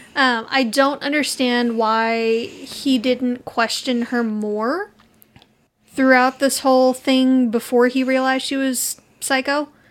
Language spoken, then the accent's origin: English; Texas, United States; we're from Texas.